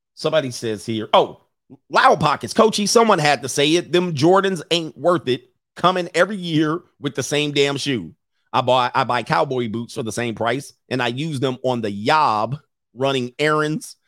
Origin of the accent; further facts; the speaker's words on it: Los Angeles, California, United States; I grew up in Los Angeles in Southern California